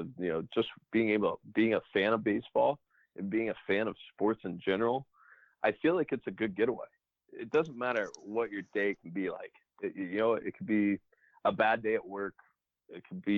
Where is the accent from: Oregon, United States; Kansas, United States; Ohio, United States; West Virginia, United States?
Ohio, United States; Cincinnati; I was a Reds fan growing up since I grew up in Cincinnati